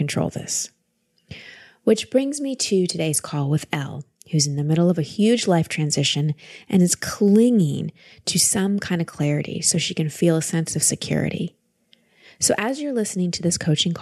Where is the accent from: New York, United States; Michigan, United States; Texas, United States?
Texas, United States; calling us from Texas today, my home state